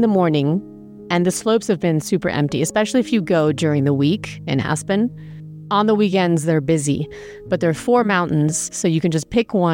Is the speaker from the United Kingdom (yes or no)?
yes; England, United Kingdom; moved away; I grew up in England